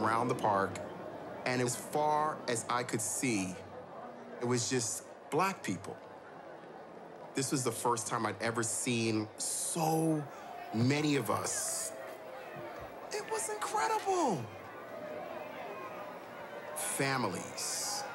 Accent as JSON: {"language": "English", "town": "New York City", "region": "New York", "country": "United States", "tie": "born or raised there", "said": "Growing up in Harlem"}